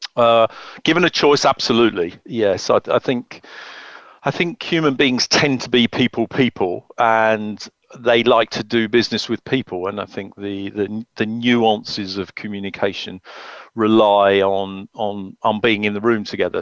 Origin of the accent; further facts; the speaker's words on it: the Cotswolds, South West England, United Kingdom; moved away; I grew up in the Cotswolds